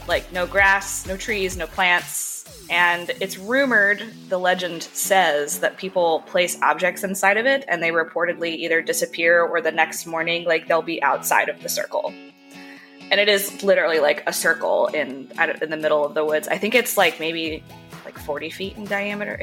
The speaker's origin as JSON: {"language": "English", "region": "North Carolina", "country": "United States", "said": "where I'm from North Carolina. I'm not from Bear Creek."}